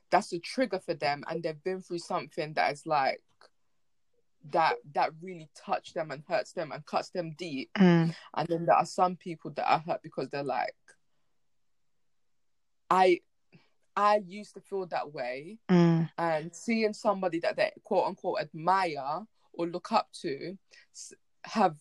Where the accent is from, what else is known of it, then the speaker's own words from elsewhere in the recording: London, United Kingdom; also born or lived in Hackney, London / Chingford, London; Then I lived in Edmonton for about 14, maybe 15 years